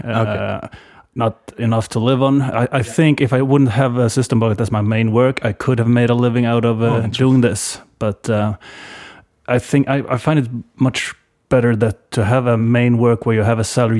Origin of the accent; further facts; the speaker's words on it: Varberg, Halland County, Sweden; also born or lived in Tångaberg; I was born in outside of Varberg, and spent my first 12 years in a place called Tångaberg. It's 6 kilometers outside of town. So yeah, basically in or around Varberg my entire life.